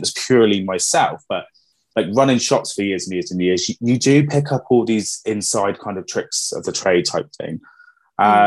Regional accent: Plymouth, South West England, United Kingdom; moved away as an adult; now in Exeter, United Kingdom; I'm originally from Plymouth. Um, I moved to Exeter.

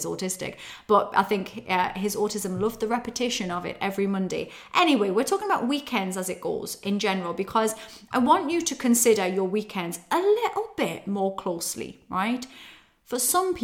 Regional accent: Newcastle upon Tyne, North East England, United Kingdom; moved away; It's in Newcastle upon Tyne. I'm heading back to my roots, to my hometown

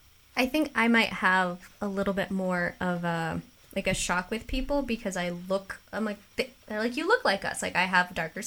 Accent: United States; I, as an American, express my friendliness by not taking up your time

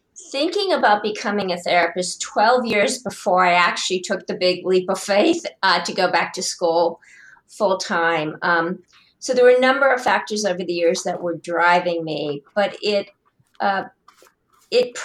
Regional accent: Columbus, Ohio, United States; born and raised in Columbus, Ohio

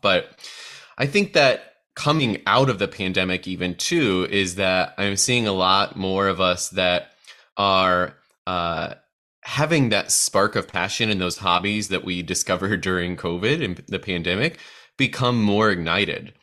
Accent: Midwest, United States; as a fellow midwesterner

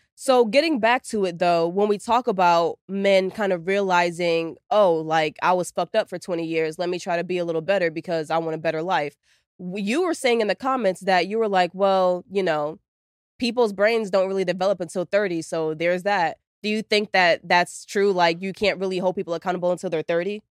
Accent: New York, United States; moved away; I'm, I'm from New York

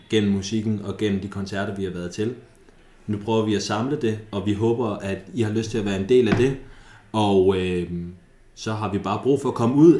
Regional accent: Thy, North Denmark Region, Denmark; vi kommer fra Thy

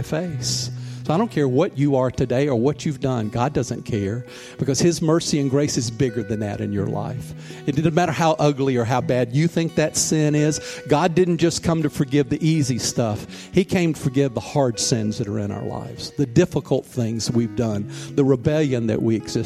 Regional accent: Mobile, Alabama, United States; moved away as an adult; also born or lived in New York; once I left Mobile, where my hometown is, and went to New York

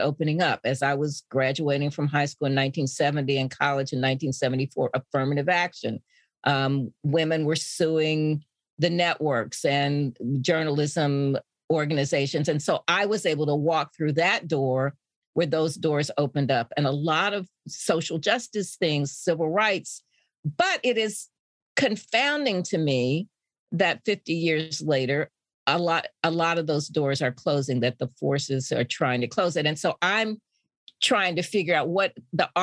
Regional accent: Indianapolis, Indiana, United States; I grew up in Indianapolis

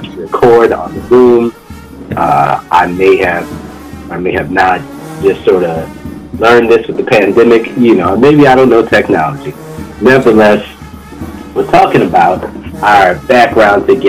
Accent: New Orleans, Louisiana, United States; moved away; I'm from New Orleans, and I was raised a Black Baptist

